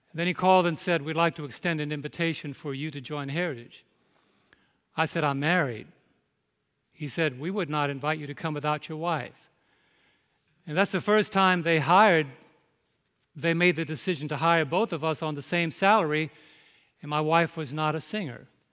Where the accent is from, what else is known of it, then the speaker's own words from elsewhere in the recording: New York, United States; I'm from New York